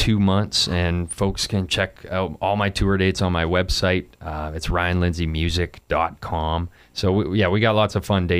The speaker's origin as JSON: {"language": "English", "region": "Alberta", "country": "Canada", "said": "where I'm from Alberta, which is just north of Montana."}